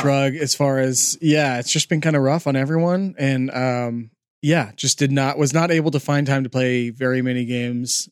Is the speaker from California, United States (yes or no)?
yes; California, United States; also born or lived in Los Angeles, California (college); We grew up in California